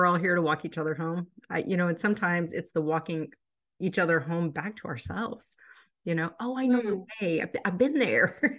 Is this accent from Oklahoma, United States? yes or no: yes; rural Oklahoma, United States; growing up in rural Oklahoma and the very narrow, you know, religious belief systems that at least I grew up as a part